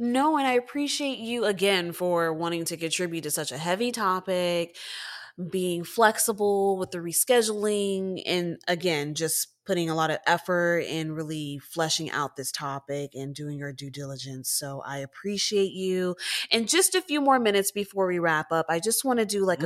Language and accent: English; Texas, United States; I'm from Texas